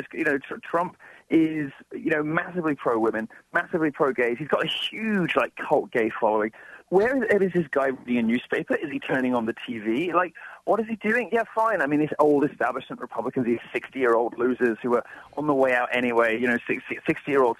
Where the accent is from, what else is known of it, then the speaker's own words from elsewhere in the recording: United Kingdom; moved away as an adult; now in United States; I never realized as a Brit coming over here